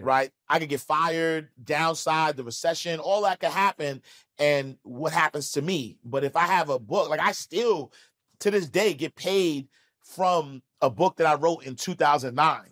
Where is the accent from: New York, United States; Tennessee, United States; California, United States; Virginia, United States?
New York, United States; New York City; I'm from Harlem.